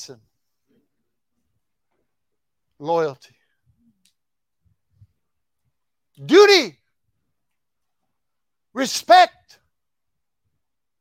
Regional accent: Texas, United States; I said, "Texas."

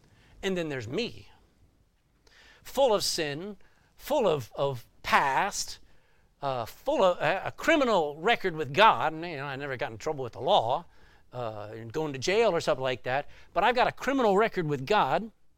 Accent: Texas, United States; accent: Texan; I was in New Jersey, and I'm a Texan, and my accent had not mellowed.

